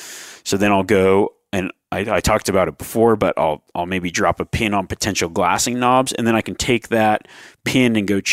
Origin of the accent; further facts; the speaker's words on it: East Coast, United States; I'm new to elk hunting, new to mule deer hunting. I'm from the East Coast. I've never hunted out west.